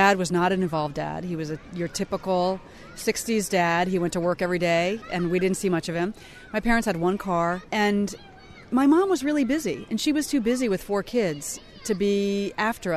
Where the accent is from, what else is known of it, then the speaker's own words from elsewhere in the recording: Washington, District of Columbia, United States; I had a better childhood growing up in Washington, D.C.